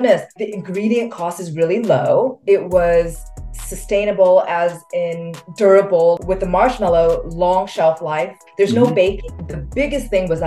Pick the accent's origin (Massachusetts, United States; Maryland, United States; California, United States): California, United States; Los Angeles; moved away as an adult; also born or lived in refugee camp, Thailand; now in Australia; I'm originally from Los Angeles, met my husband who's Australian